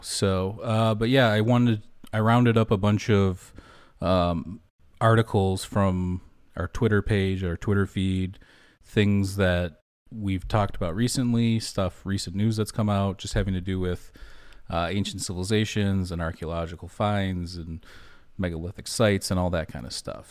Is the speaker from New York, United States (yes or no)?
no; Michigan, United States; we grew up in Michigan